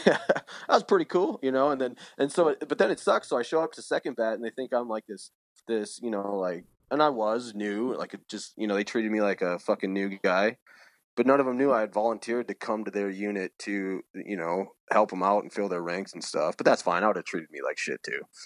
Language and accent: English; Saint Paul, Minnesota, United States; I was born on the east side of Saint Paul. Growing up, I delivered the East Side Review around, uh, Lake Phelan there